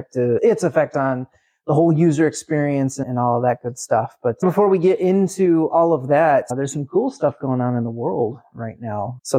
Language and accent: English; Manila, Metro Manila, Philippines; we're from Manila.